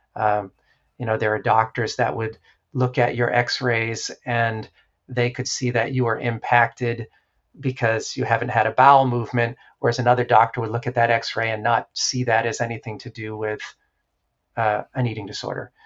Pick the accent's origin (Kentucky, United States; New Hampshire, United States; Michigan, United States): New Hampshire, United States; I grew up in New Hampshire.